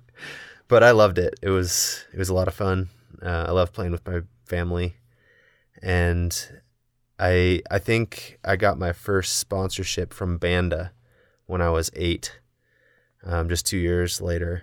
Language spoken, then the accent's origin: English; Indiana, United States; moved away as an adult; now in Salt Lake City, United States; I grew up in Indiana